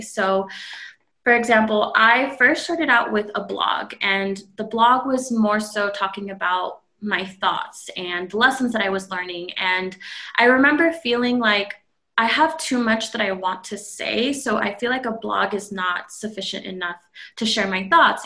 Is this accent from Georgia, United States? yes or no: no; California, United States; moved away as an adult; now in Phoenix, United States; I am originally from California, born and raised, and I just recently moved to Phoenix, Arizona a few months ago.